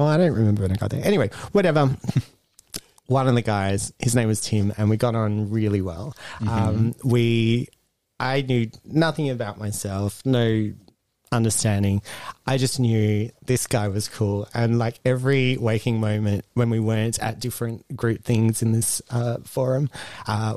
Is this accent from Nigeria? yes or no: no; Port Hedland, Western Australia, Australia; also born or lived in Perth; I grew up in Port Hedland.